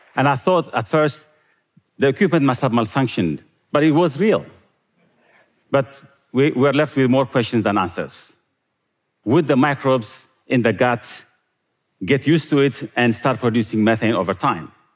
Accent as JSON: {"language": "English", "country": "Eritrea", "tie": "born or raised there", "said": "Growing up in Eritrea, I loved milk and meat when we could get it, which wasn't often"}